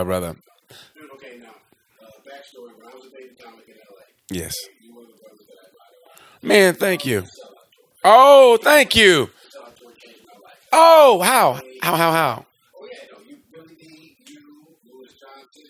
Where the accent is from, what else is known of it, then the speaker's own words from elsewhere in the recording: Oklahoma, United States; I grew up born and raised in Oklahoma